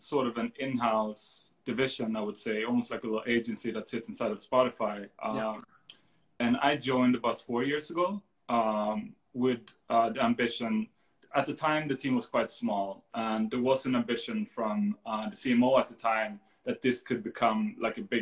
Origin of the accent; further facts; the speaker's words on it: Sweden; moved away; So I'm from Sweden